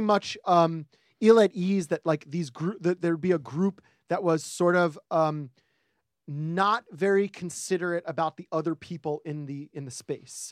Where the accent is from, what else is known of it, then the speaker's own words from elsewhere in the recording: New York, United States; as a New Yorker